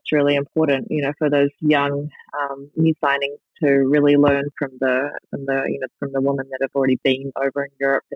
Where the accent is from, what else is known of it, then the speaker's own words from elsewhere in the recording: Christchurch, Canterbury, New Zealand; now in North America; Christchurch, you know, in my hometown